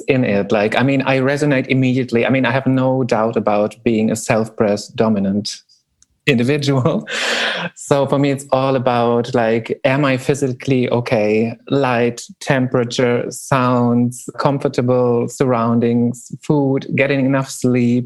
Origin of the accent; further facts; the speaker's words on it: Berlin, Germany; I'm from Berlin in Germany